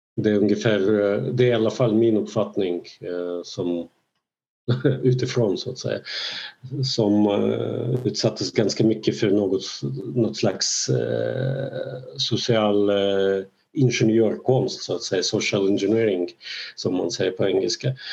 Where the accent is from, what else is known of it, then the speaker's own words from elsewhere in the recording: Belarus; first language Russian; Swedish is a second language; now in Sweden; jag då kommer från eh, ett land, från Belarus